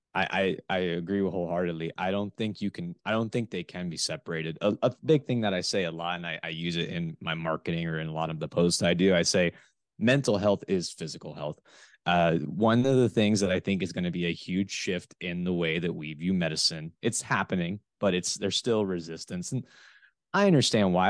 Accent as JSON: {"language": "English", "region": "South Florida", "country": "United States", "also_born_or_lived": "West Lafayette, Indiana", "moved": "as an adult", "said": "I am originally from the South Florida area"}